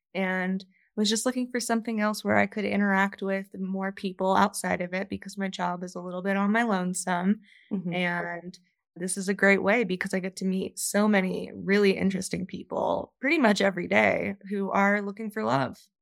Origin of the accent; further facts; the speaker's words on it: Virginia, United States; moved away as an adult; now in Denver, United States; grew up on the East Coast in Virginia and I moved out here about two years ago.